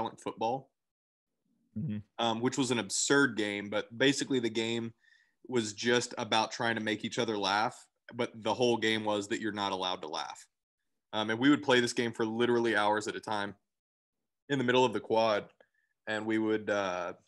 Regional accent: College Station, Texas, United States; also born or lived in Belton, Texas; I grew up in College Station where everybody has a million things

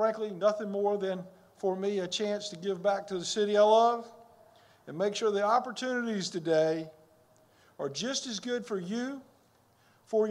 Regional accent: Columbia, South Carolina, United States; Columbia is my hometown

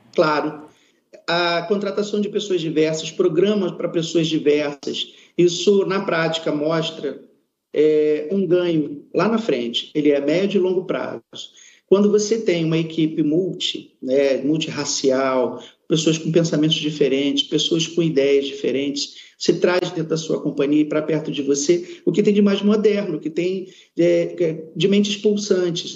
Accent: Amazonas, Brazil; now in Rio de Janeiro, Brazil; Eu me orgulho de ter nascido no Amazonas, é, trago dentro de mim aquela cultura e trago de dentro de mim também a saudade que tenho de minha terra, mas moro no Rio de Janeiro

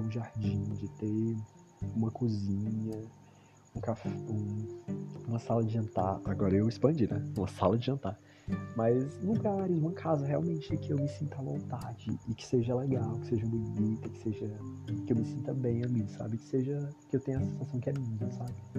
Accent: Ceará, Brazil; eu mal saí do Ceará

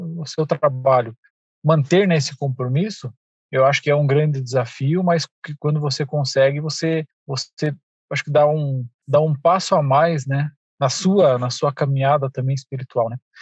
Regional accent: Irati, Paraná, Brazil; minha cidade onde eu nasci, que é uma cidade próxima aqui, chama Irati

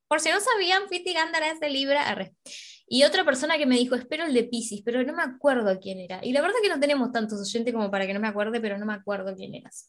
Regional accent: Uruguay; nosotras somos de Uruguay

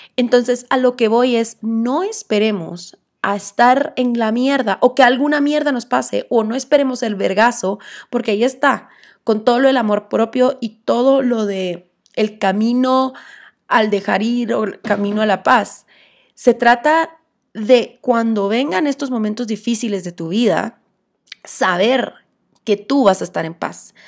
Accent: Guatemala; como buena guatemalteca

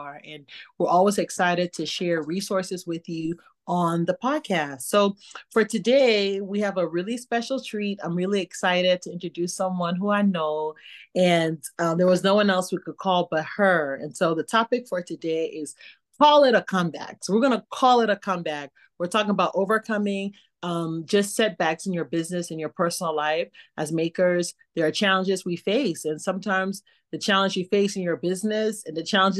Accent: Liberia; born or raised there; moved away

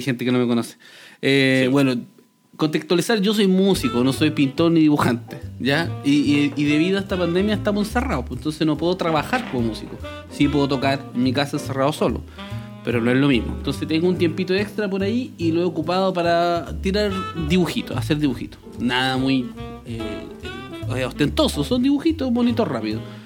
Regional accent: Chile; soy de Chile

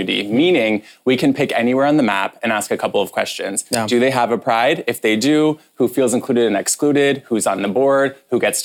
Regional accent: Northwest Ohio, United States; moved away; I grew up in a small rural conservative town in Northwest Ohio

